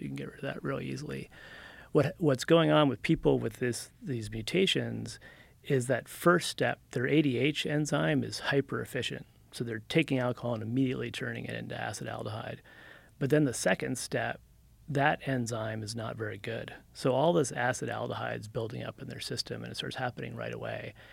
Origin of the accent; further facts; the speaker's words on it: New Jersey, United States; moved away as an adult; also born or lived in California; I'm from Jersey originally, and then when I was about 20, I dropped out of college on the East Coast and rode my motorcycle to California